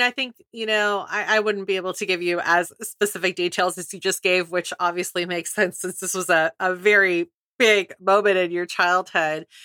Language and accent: English; California, United States; I grew up in California